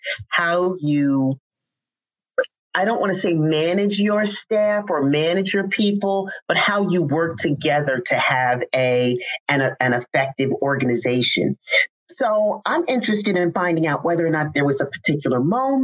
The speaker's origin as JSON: {"language": "English", "town": "Teaneck", "region": "New Jersey", "country": "United States", "tie": "born or raised there", "said": "I grew up in Teaneck, New Jersey"}